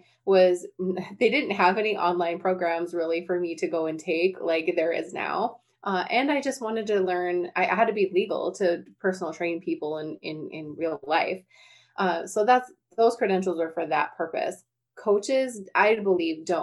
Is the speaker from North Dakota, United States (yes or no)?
yes; North Dakota, United States; I'm from North Dakota